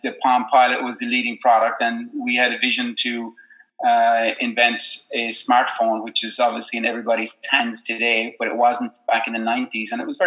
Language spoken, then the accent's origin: English; Ireland; now in Silicon Valley, United States; I being an Irishman living in Silicon Valley